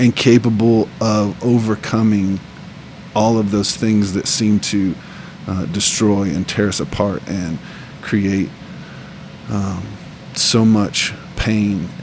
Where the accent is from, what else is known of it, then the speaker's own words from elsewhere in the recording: West Texas, United States; moved away as an adult; now in Kandern, Germany; Growing up in West Texas in a Southern Baptist environment